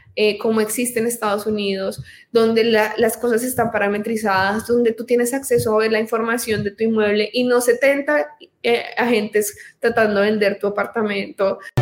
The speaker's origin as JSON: {"language": "Spanish", "country": "Colombia", "said": "soy colombiana, tengo 28 años, soy abogada en, este país"}